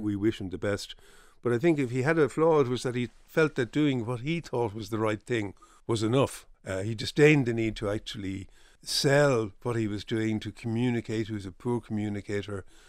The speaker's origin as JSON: {"language": "English", "town": "Dublin", "region": "Leinster", "country": "Ireland", "also_born_or_lived": "Belfast", "said": "I was from Dublin, and I never envisaged actually making my home in Belfast, so I was, I was happy to move back"}